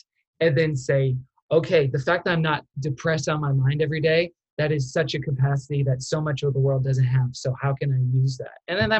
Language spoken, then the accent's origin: English; Texas, United States; accent: Texan; from Texas can tell that I have a slight accent. People not from Texas cannot tell that.